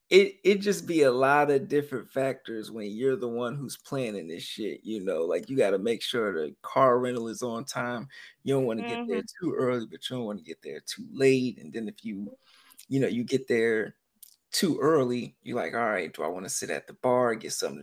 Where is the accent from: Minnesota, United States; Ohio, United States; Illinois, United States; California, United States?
California, United States; Sacramento; also born or lived in Philadelphia, Pennsylvania; now in East Coast, United States; I grew up in Sacramento, California, and like most of my family was out here